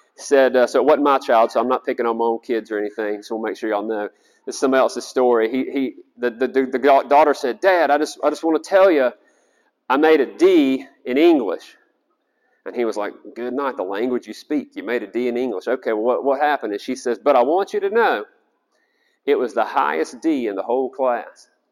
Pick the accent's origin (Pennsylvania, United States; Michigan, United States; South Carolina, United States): South Carolina, United States; I'm from South Carolina